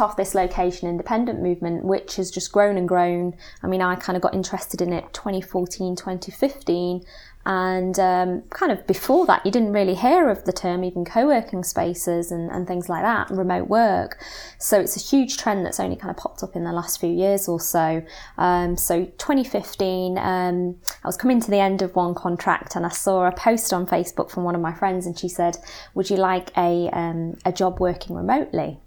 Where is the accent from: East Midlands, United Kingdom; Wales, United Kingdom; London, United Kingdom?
East Midlands, United Kingdom; Nottingham; moved away as an adult; also born or lived in Cambridge; I'm originally from Nottingham